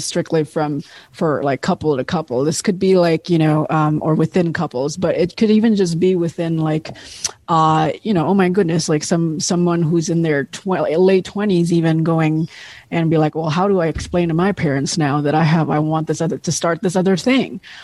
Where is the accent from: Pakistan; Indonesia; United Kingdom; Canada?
Indonesia; now in United States; where I was growing up in Indonesia